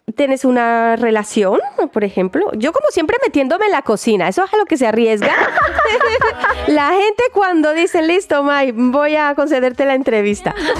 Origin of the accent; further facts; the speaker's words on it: Barranquilla, Atlántico, Colombia; now in Germany; en esta tierra de donde yo vengo, Barranquilla concretamente, ciudad natal también de mi maravillosa mm, compatriota …